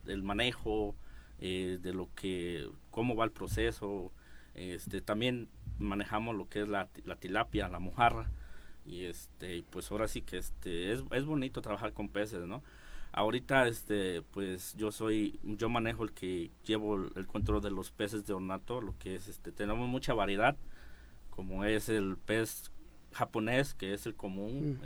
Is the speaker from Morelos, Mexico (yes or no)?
yes; Chinameca, Morelos, Mexico; en mi pueblo que es Chinameca